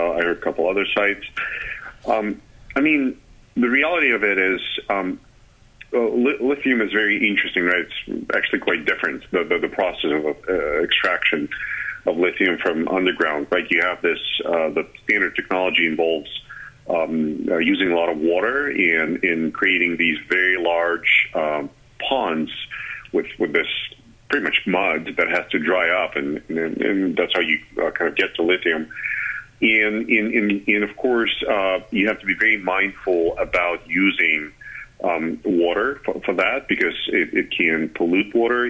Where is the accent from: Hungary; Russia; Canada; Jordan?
Russia; moved away as an adult; now in Charlottesville, United States; I am originally from Russia, and that's kind of where I started working